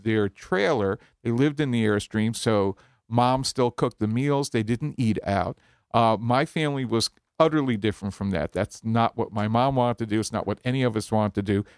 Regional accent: Long Island, New York, United States; Growing up in Long Island, to be from Long Island, at least for us, was to go to Pennsylvania Dutch country

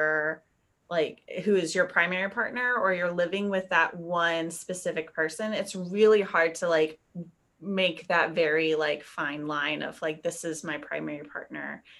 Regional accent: the South, United States; growing up in the South

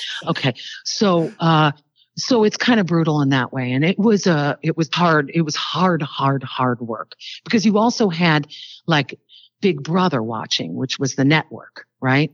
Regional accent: Illinois, United States; I'm from Illinois.

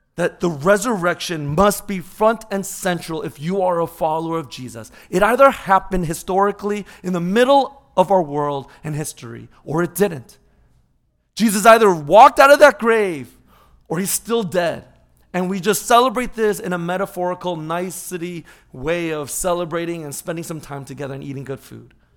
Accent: Orange County, California, United States; as a little kid growing up in Orange County.

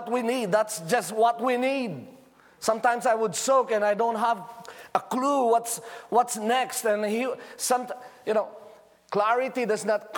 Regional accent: Philippines; I'm just a Filipino with thick jackets, you know, barely surviving the winter of Norway.

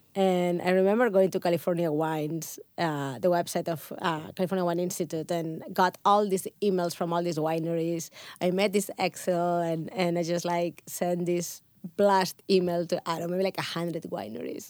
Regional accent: Barcelona, Catalonia, Spain; first language Catalan; English is a second language; moved away as an adult; also born or lived in Pyrenees; now in United States; I'm growing up in Spain or in in Catalonia, like we have wine always surrounding us. If you if you grew up in a small village like I did, I I was from Barcelona

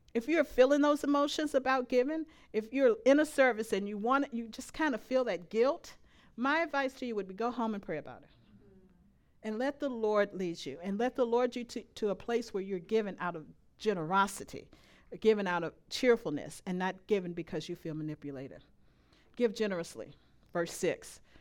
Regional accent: Louisiana, United States; moved away; I am from Louisiana.

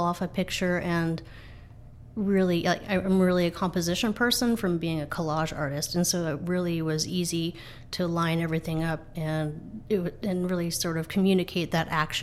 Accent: Granite Falls, Washington, United States; also born or lived in Seattle, Washington; I was born in Granite Falls, so I have a connection to Snohomish County. I have a connection to Everett

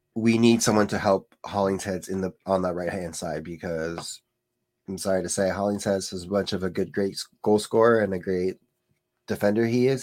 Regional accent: California, United States; I am a Californian boy.

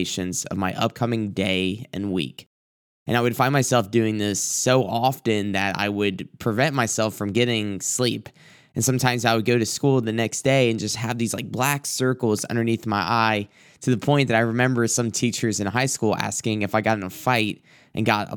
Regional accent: South Carolina, United States; moved away; where I grew up and different places that are just very beautiful in my hometown, my home area. And I thought about this one place that, as of the last trip that I took down to South Carolina

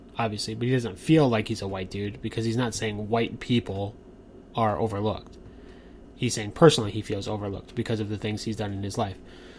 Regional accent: United States; I said American.

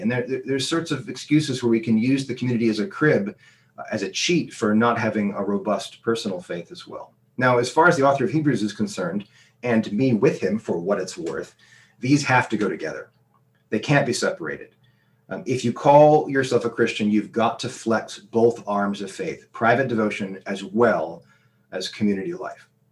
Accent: United States; moved away; when I was a student growing up in America

